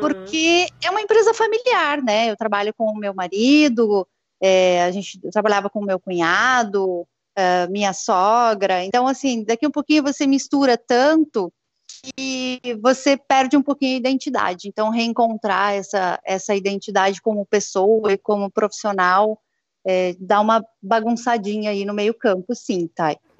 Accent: Rio Grande do Sul, Brazil; now in Campinas, Brazil; Eu sou gaúcha, né? Sou nascida em sítio

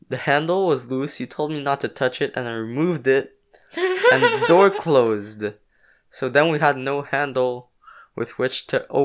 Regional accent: Quebec, Canada; as Chinese kids who kind of grew up in Quebec, how did we foster our our English too, like our English, our French, and also our Chinese

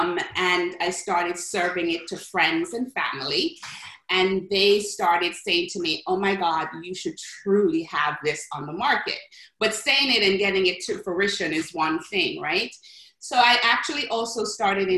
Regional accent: Jamaica; now in New York, United States; I'm from Jamaica, West Indies, and back home, especially in the Caribbean

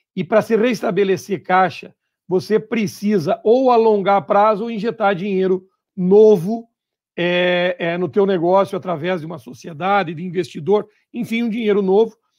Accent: Santa Catarina, Brazil; also born or lived in Paraná; eu sou catarinense

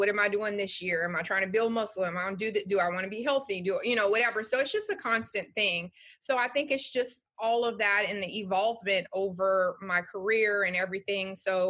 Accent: Louisiana, United States; I'm from Louisiana and I had a great mom and dad, but they didn't teach me anything about life.

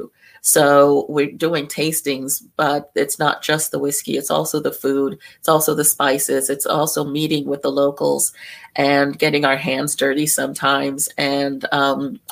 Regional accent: New York City, New York, United States; I was born in New York, I was born in Brooklyn

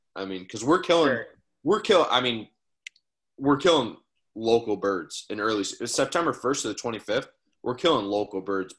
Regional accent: New York, United States; Yeah, so I'm just outside of Buffalo. So I'm just a little bit west of Buffalo.

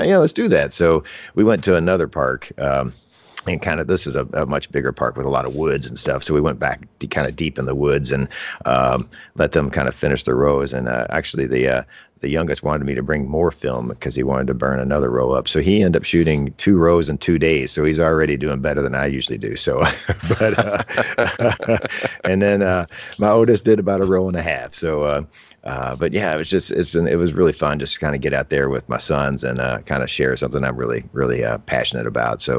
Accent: Louisville, Kentucky, United States; I like this town. I've lived here my whole life

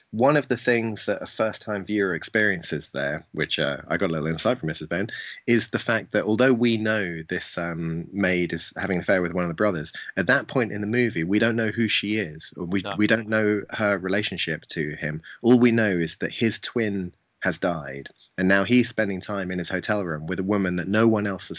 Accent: England, United Kingdom; as an English person

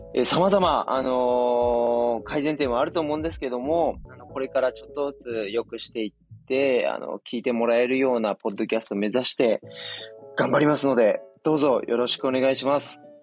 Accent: Miyazaki, Japan; moved away as an adult; also born or lived in Tokyo; あの地元の宮崎県に U ターンしまして

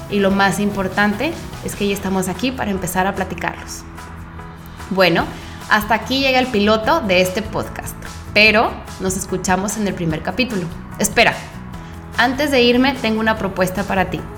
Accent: Mexico; soy mexicana, hija única y me encanta escribir.

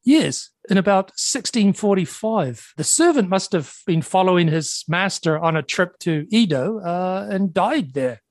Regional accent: New Zealand; moved away; my home country of New Zealand

